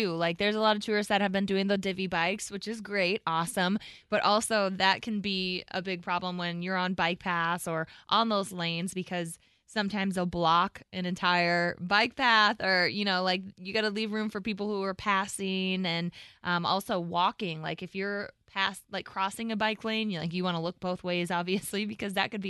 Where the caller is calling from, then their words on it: Lisle, Illinois, United States; Lisle, where the Arboretum is.